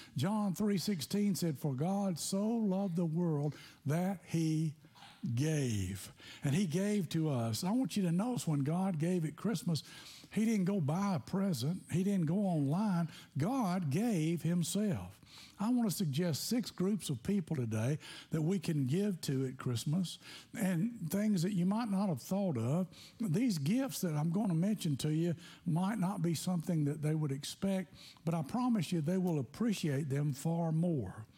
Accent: Tennessee, United States; I grew up in Tennessee

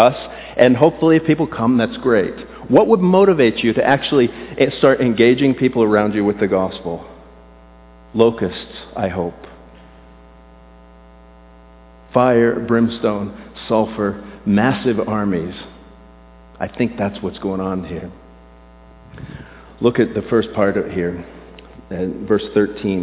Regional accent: South Florida, United States; I grew up in South Florida without air conditioning.

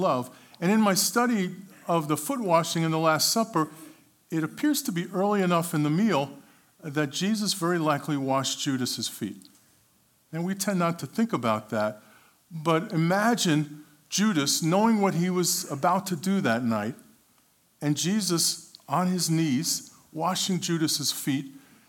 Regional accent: New York City, New York, United States; moved away as an adult; also born or lived in Richardson, Texas; Born and raised in Brooklyn, New York

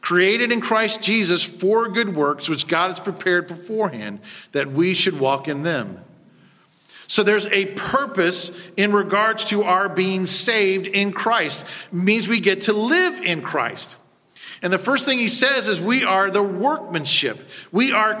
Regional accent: United States; as Americans, as English speakers

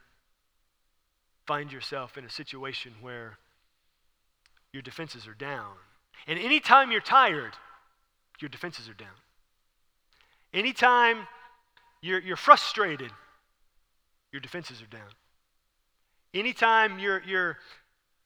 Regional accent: Houston, Texas, United States; I'm from Houston.

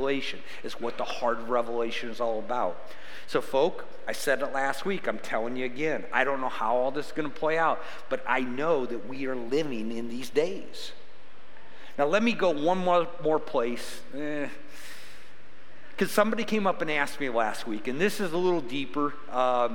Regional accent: United States; As an American

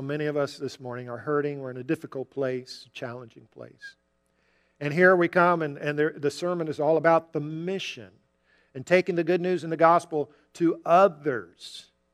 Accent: Jacksonville, Florida, United States; We grew up together in Jacksonville.

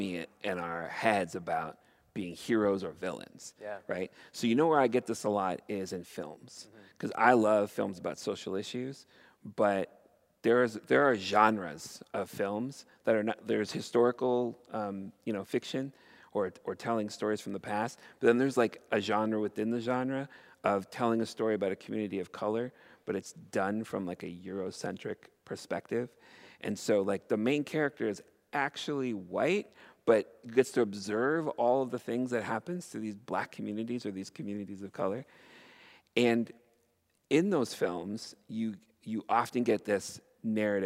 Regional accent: Canada; as a Canadian

